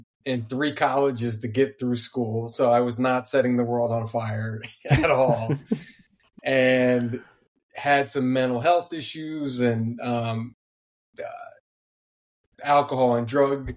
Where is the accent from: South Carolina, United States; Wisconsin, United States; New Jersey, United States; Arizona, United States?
New Jersey, United States; I'm from South Jersey